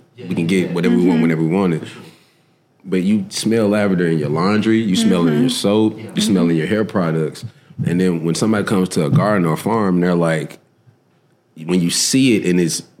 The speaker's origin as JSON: {"language": "English", "area": "Whitehaven", "region": "Tennessee", "country": "United States", "also_born_or_lived": "North Carolina", "said": "I'm from Whitehaven"}